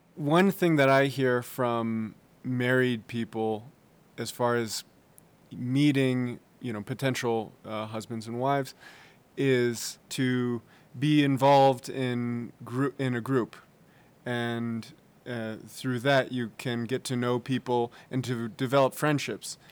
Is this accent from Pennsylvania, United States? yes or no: no; San Francisco, California, United States; I'm from San Francisco, California